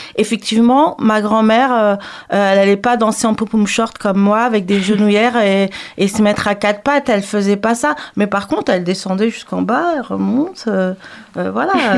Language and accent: French; Paris, Île-de-France, France; je suis euh, native euh, de Paris, mais je suis originaire de la Guadeloupe